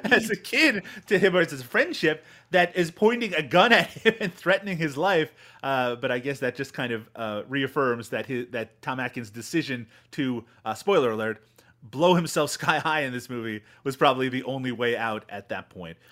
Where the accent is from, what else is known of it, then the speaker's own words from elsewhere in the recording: Canada; I have a direct connection to being Canadian